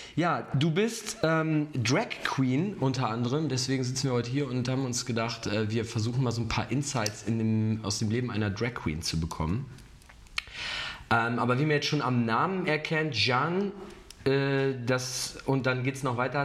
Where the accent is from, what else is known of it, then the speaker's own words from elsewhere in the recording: Cologne area, North Rhine-Westphalia, Germany; now in Munich, Germany; ich komme ja eigentlich aus der Kölner Ecke